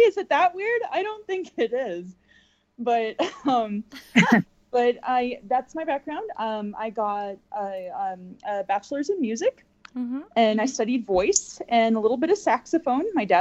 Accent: Nebraska, United States; I'm originally from Nebraska, and I grew up in a Czech American family

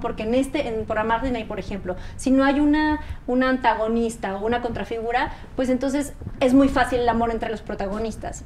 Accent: Mexico; como muchos mexicanos

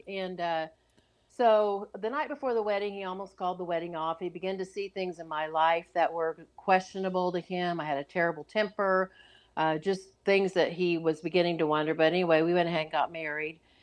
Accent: Oklahoma, United States; I grew up in Oklahoma

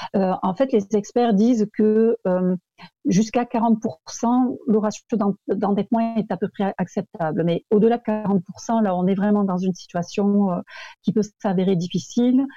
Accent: France; accent: French; moved away as an adult; now in Quebec, Canada; je viens de France comme mon accent l'indique. Mais ça fait très très longtemps que je vis au Québec

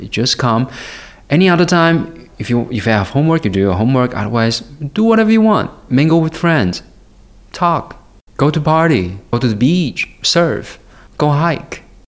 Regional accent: Guiyang, Guizhou, China; English is a second language; moved away; also born or lived in Honolulu; I was born in a place called Guiyang. It's a city, the capital city of Guizhou.

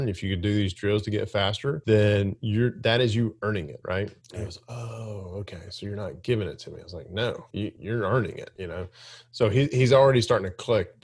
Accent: Alabama, United States; I grew up in Alabama.

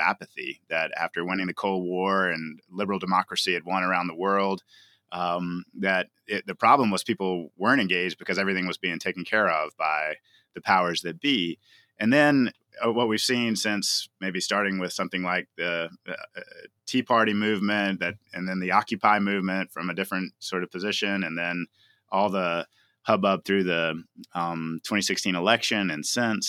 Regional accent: the South, United States; I grew up in the South

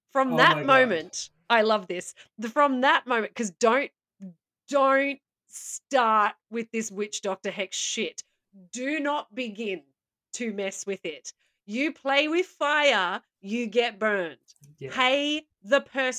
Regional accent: Australia; as an Australian

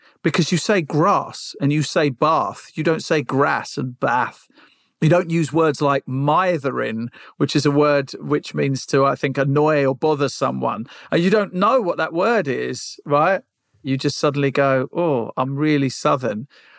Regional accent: United Kingdom; no, I'm British Sri Lankan. That's what I am. So I could pick somewhere in the UK, but actually the place I want to spend more of my time in as I get older is a house that we have in Sri Lanka.

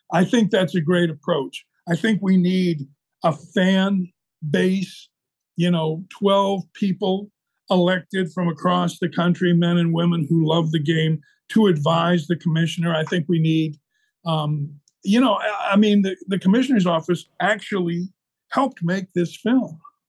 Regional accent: Tucson, Arizona, United States; born there; also born or lived in New Mexico; I was born in Tucson. We lived in the mountains of New Mexico.

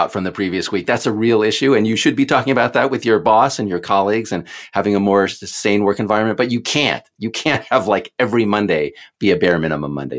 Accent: Houston, Texas, United States; I'm from Houston

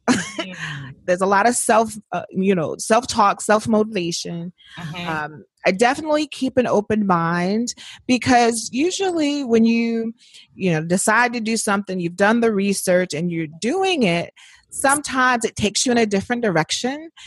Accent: Indiana, United States; moved away as an adult; also born or lived in New Orleans; born and raised in Indiana

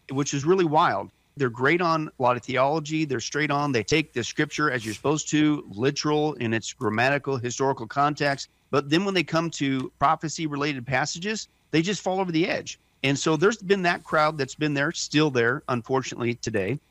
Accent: Kansas and Nebraska, Midwest, United States; I grew up in Kansas and Nebraska

